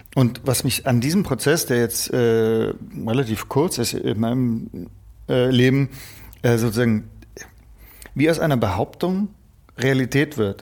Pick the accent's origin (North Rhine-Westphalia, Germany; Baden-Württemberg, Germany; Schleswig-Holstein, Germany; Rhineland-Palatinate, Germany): Baden-Württemberg, Germany; Stuttgart; bei uns in Stuttgart